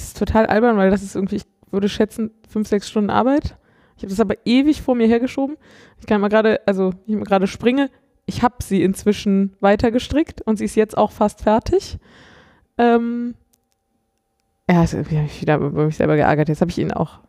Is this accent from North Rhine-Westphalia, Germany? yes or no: yes; Cologne area, North Rhine-Westphalia, Germany; ich komme nicht aus Köln, aber ich komme so aus dem Kölner Umland ähm, und bin durchaus mit dem Karneval groß geworden